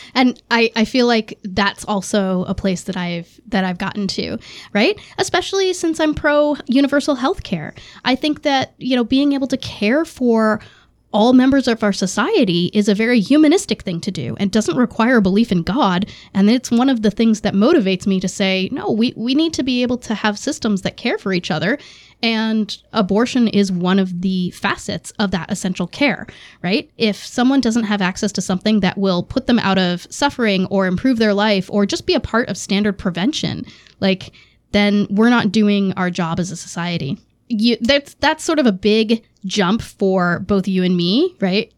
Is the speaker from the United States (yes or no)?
yes; Massachusetts, United States; growing up in Massachusetts, that was pretty standard for Democrats